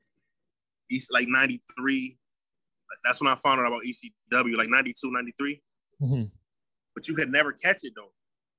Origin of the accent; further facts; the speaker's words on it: Buffalo, New York, United States; Yeah, we're from Buffalo.